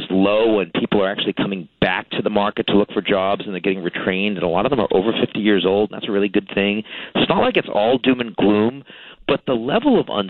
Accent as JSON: {"language": "English", "town": "Boston", "region": "Massachusetts", "country": "United States", "moved": "yes", "said": "I'm from Boston originally"}